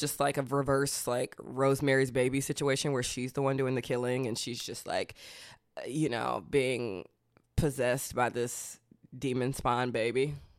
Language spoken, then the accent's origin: English; Athens, Georgia, United States; I'm from Georgia